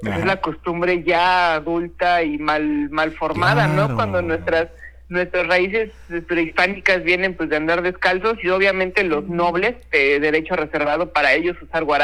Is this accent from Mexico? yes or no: yes; Mexico; Lo traemos en la genética todos los mexicanos